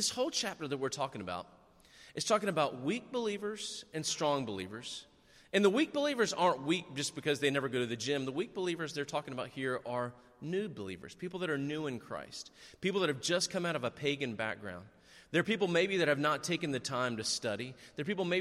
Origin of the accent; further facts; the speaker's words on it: North Carolina, United States; we're from North Carolina